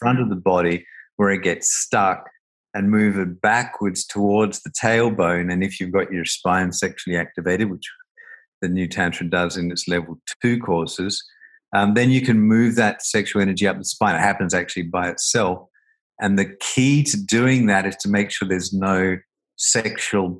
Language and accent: English; Australia; I grew up in Australia, and you know, a very homophobic country